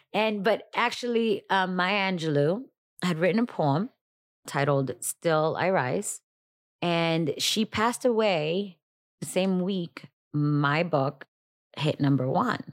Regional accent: Miami, Florida, United States; also born or lived in Dominican Republic; I was born in Dominican Republic, raised in Miami

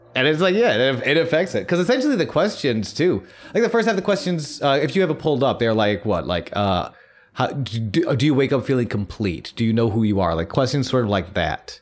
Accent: United States; being surrounded by Christianity as we, you know, we have growing up in America

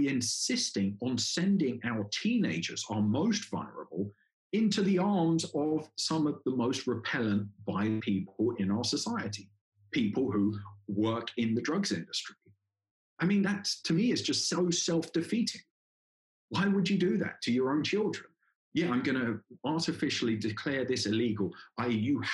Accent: England, United Kingdom; moved away as an adult; also born or lived in Colombia; Obviously, I come from England

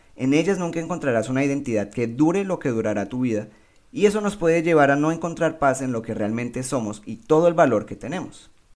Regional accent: Colombia; Soy un buen colombiano

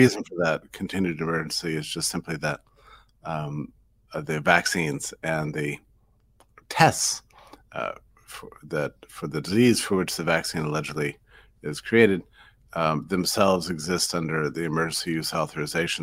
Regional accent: United States; as an American

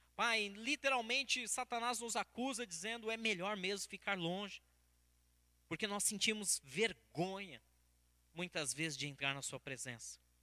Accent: Brazil; Como bons brasileiros

